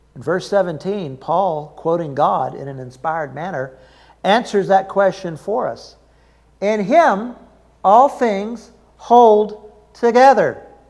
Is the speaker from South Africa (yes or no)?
no; the South, United States; I'm from the South